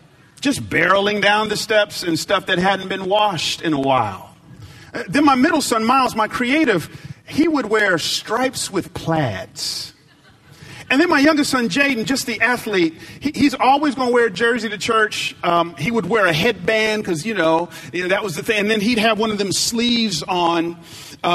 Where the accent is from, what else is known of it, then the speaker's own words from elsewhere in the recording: the Bible Belt, the South, United States; I grew up in the Bible Belt. I grew up down south